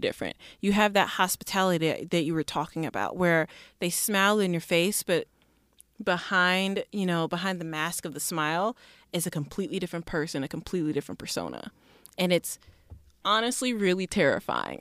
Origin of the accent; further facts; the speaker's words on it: Mississippi, United States; also born or lived in Detroit, Michigan; growing up in Mississippi, I wasn't actually born there. I was born in Detroit, Michigan